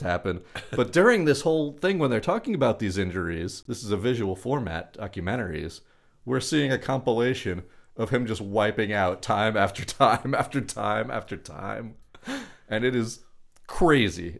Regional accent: Long Beach, California, United States; growing up in Long Beach

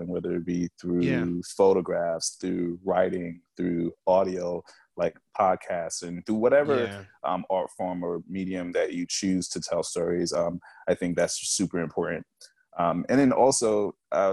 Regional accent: New York, United States; moved away as an adult; now in New Jersey, United States; I'm from New York. I live in Jersey currently

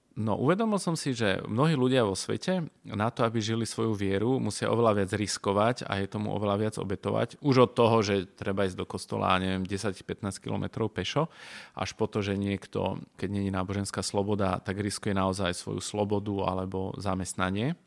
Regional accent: Košice, Košice Region, Slovakia; ja teda pochádzam z Košic

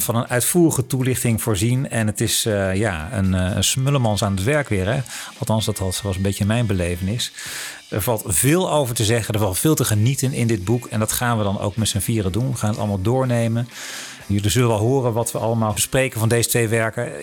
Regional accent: Netherlands; als Hollanders en niet-Anglofonen

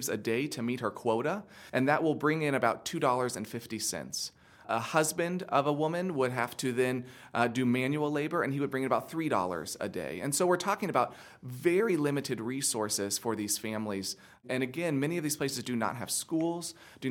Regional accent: United States; as an American in the United States

